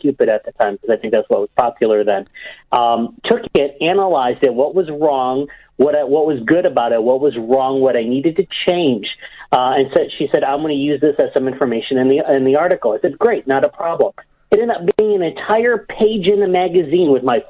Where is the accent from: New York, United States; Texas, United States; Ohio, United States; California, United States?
Ohio, United States; Cleveland; my hometown of Cleveland